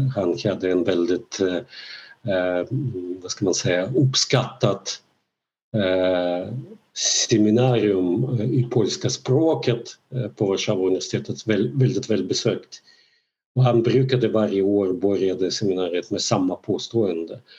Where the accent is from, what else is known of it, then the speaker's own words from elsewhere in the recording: Belarus; first language Russian; Swedish is a second language; now in Sweden; jag då kommer från eh, ett land, från Belarus